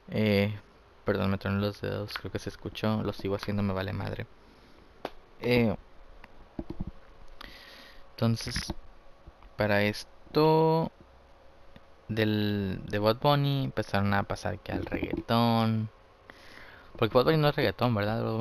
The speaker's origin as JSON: {"language": "Spanish", "country": "Mexico", "said": "que yo que soy pues mexicano."}